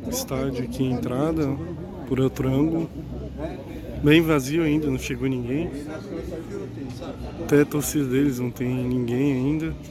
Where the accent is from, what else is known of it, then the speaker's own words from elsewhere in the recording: Florianópolis, Santa Catarina, Brazil; moved away as an adult; now in São Paulo, Brazil; Sou de Floripa, moro em São Paulo tem dois anos.